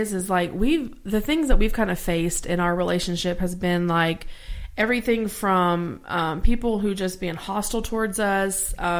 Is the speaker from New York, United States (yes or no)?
no; Louisiana, United States; And I am from Louisiana, born and raised.